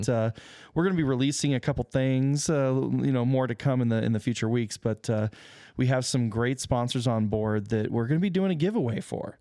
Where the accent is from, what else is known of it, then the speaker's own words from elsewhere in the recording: Arizona, United States; moved away; I grew up in Arizona